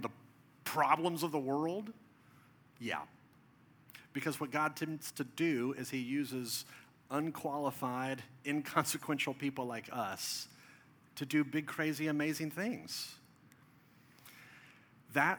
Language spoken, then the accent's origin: English; Dallas, Texas, United States; This is in Plano, Texas, just north of where I grew up in Dallas